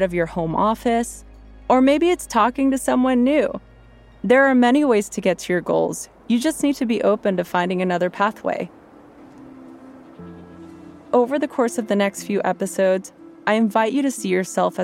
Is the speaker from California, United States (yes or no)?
yes; Los Angeles, California, United States; I grew up in East Los Angeles